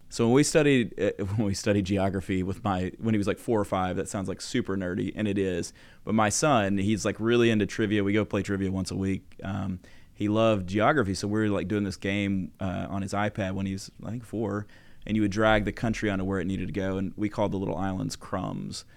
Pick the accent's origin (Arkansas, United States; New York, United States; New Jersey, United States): Arkansas, United States; I grew up in Arkansas, no dental school in Arkansas at the time